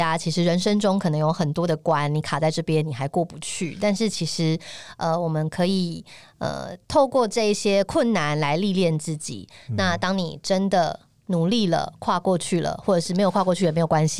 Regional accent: Tainan, Taiwan; 我在台南长大

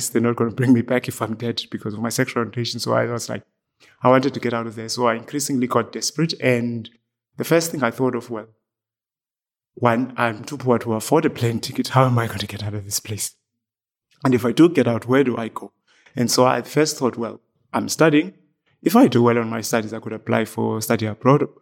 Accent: Eastern Cape, South Africa; moved away as an adult; now in County Clare, Ireland; I was born in the Eastern Cape in South Africa

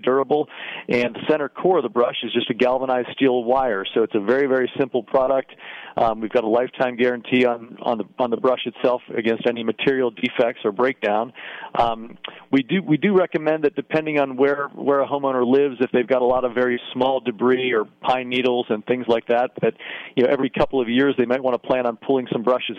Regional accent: United States; also born or lived in Ohio / Pennsylvania; growing up in Ohio and Pennsylvania

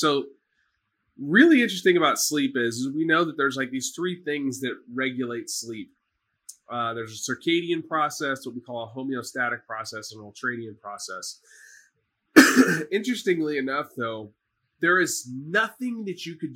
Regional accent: Dallas, Texas, United States; now in Houston, United States; I'm from Dallas

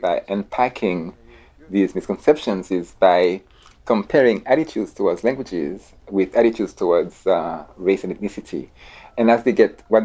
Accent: Haiti; I'm from Haiti

